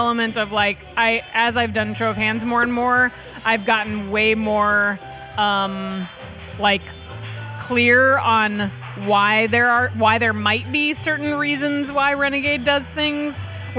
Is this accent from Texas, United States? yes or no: yes; Austin, Texas, United States; because I'm from Austin, Texas, and I've like saturated the market there